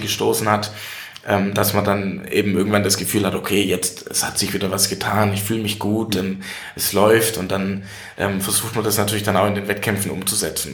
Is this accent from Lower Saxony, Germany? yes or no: no; Welzheim, Baden-Württemberg, Germany; ich bin seit 2014 im Gemeinderat in meiner Heimatstadt in Welsheim, also kleinere Stadt so mit 11.000 Einwohnern.